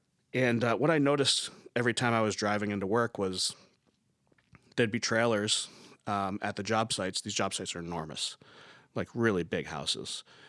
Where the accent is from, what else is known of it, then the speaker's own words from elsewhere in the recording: New York, United States; I'm from New York and I work with this product line that you use and I want to help you guys.